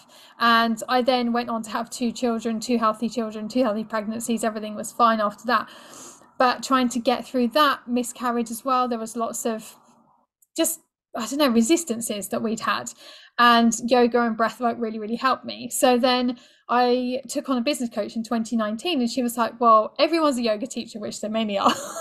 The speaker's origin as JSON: {"language": "English", "country": "United Kingdom", "said": "being British"}